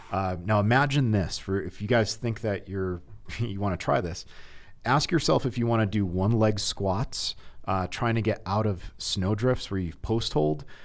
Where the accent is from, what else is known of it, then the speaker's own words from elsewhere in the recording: Connecticut, United States; now in Heber City, United States; I grew up in Connecticut